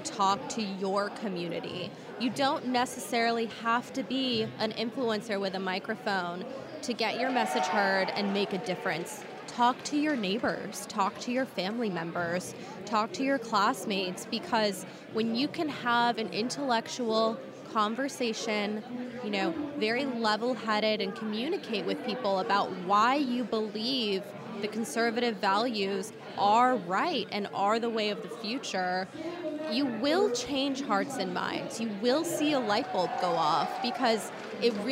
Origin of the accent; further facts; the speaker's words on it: Huntington Beach, California, United States; I am from Southern California, from Surf City, USA, Huntington Beach, California